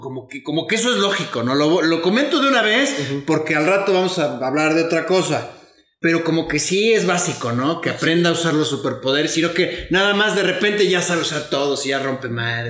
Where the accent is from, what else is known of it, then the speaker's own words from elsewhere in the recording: Mexico; soy mexicano